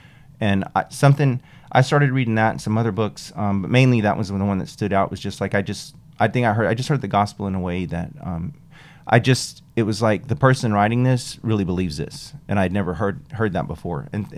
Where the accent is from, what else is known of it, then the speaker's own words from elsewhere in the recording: New Mexico, United States; So I grew up in New Mexico, just a few miles from Texas. So it's more like a West Texas culture